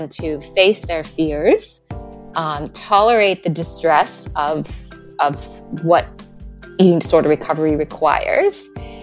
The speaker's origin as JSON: {"language": "English", "country": "United States", "moved": "yes", "lives_now": "Australia", "said": "I am an American in Australia, is one identity that I really hold."}